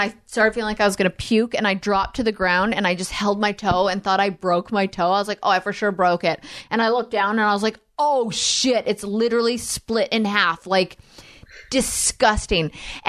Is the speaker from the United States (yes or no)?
no; United Kingdom; I am like I'm very British. I'm very, very British.